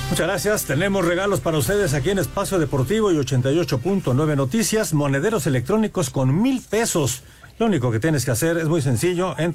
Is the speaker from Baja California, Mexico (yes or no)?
no; San Luis Potosí, Mexico; de San Luis Potosí, disfrutando del Campeonato del América.